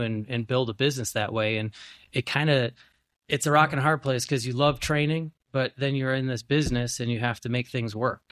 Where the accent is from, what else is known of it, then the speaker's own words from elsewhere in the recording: Grafton, Wisconsin, United States; from Grafton, I'm from Osaukee County, and there was nothing.